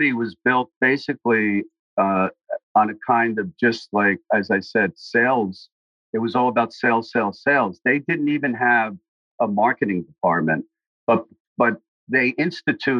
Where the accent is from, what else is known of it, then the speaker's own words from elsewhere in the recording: New York City, New York, United States; a guy that I grew up with in Brooklyn